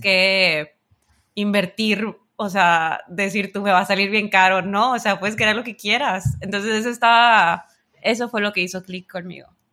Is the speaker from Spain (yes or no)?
no; Sinaloa, Mexico; otro mexicano